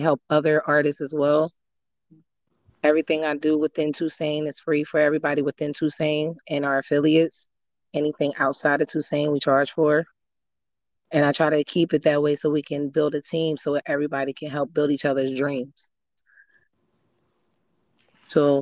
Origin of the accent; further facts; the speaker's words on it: Wilmington, Delaware, United States; moved away; also born or lived in Georgia; when I came home from Georgia to Delaware, because that's where I'm from. I went downtown Wilmington in the areas that I used to live in.